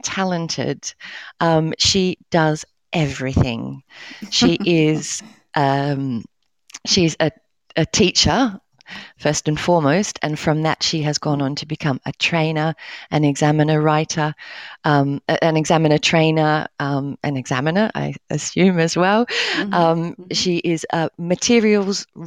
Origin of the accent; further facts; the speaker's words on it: Australia; now in Naples, Italy; I'm not Neapolitan, I'm not Italian, I am Australian, and I am an English language teacher here in Naples